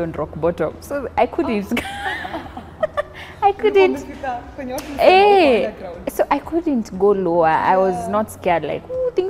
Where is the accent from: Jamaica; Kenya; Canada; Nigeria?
Kenya; Kericho, Kericho County; moved away as an adult; now in Nairobi, Kenya; born and bred in Kericho. Sisi ni wale tulikuja Nairobi kusoma and then we took a settle